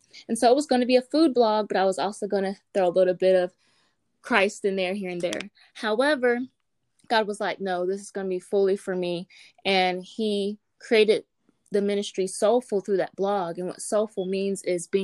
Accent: Greenville, North Carolina, United States; also born or lived in Charlotte, North Carolina; I am born and raised in Greenville, North Carolina

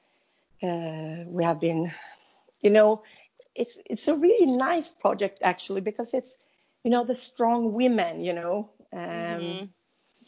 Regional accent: Sweden; I'm from Sweden, and you know, here in Sweden

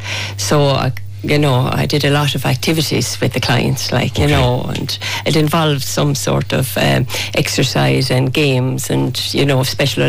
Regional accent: Goresbridge, Leinster, Ireland; Born and raised in Goresbridge.

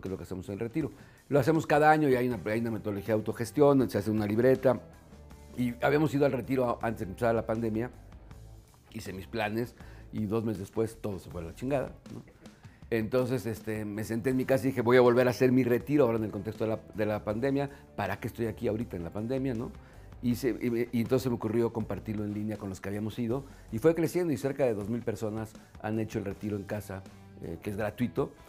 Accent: Mexico; como mexicanos

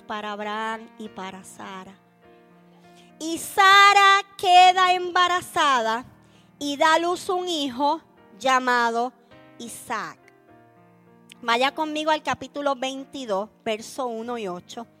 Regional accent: Puerto Rico; accent: Puerto Rican; en buen puertorriqueño, un pueblo cabezón

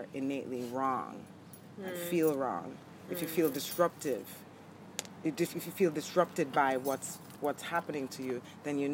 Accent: Jamaica; now in New York, United States; growing up in Jamaica

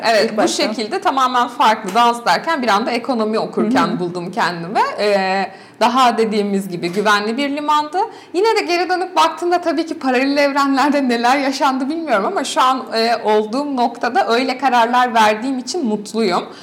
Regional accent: Kuşadası, Aydın, Turkey; E, bu aile içerisinde büyürken Kuşadası'nda doğdum ve büyüdüm ben 18 yaşına kadar.

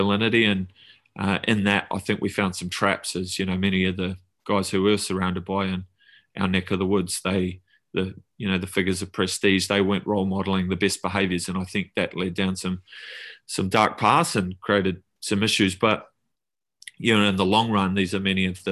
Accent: Auckland, New Zealand; also born or lived in Tauranga, New Zealand / Mount Maunganui; I grew up there, but did, you know, most of my growing up in Auckland, in the eastern suburbs of Auckland

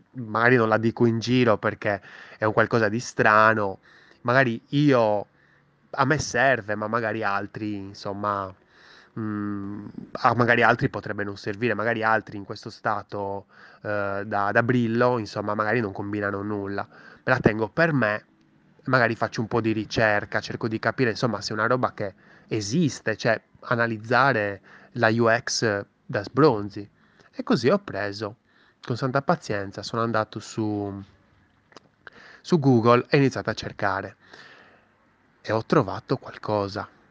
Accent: Sardinia, Italy; sono anche sardo

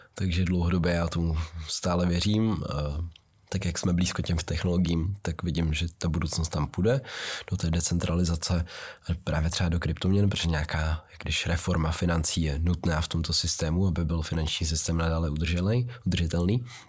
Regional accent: Czechia; já jsem vyrůstal v sídlišti v Vysoké Vítě

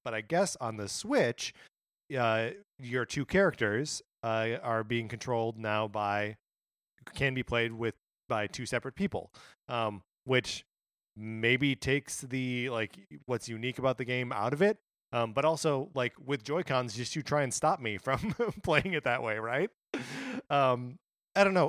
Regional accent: Kenosha, Wisconsin, United States; just outside my hometown, or in my hometown.

